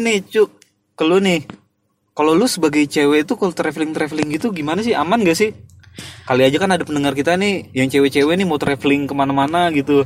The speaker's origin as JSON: {"language": "Indonesian", "country": "Indonesia", "moved": "yes", "lives_now": "Russia", "said": "gua sekalian pulang ke Indonesia"}